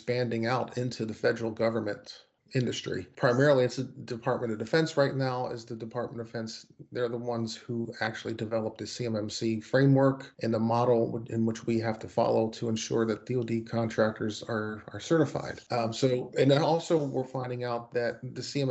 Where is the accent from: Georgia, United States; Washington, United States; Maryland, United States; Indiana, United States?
Maryland, United States; Baltimore; moved away as an adult; I'm originally from Baltimore, Maryland